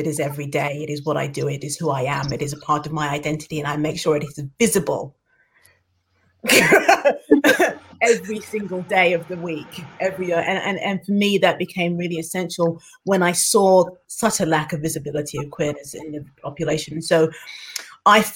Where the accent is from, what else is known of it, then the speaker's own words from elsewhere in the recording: London, United Kingdom; moved away as an adult; now in Dundee, United Kingdom; I am a Londoner, proud, born and bred